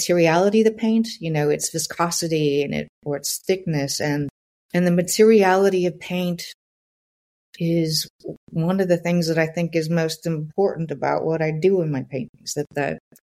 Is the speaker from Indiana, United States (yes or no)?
yes; Southern Indiana, United States; I was born in Southern Indiana